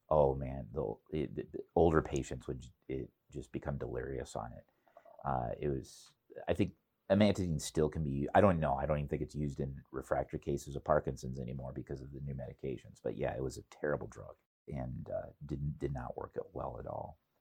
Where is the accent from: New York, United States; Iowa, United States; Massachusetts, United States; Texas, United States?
Iowa, United States; Cedar Rapids; it's my hometown